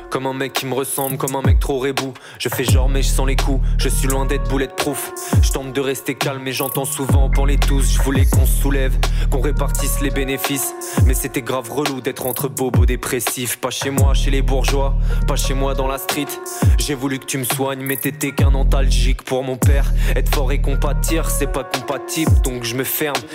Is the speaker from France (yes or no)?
yes; Marseille, Provence-Alpes-Côte d'Azur, France; also born or lived in Paris; Et je euh, je viens pas que de Marseille, ça s'entend à mon accent. Et puis aussi, euh, mon histoire fait que euh, j'ai grandi 10 ans à Paris.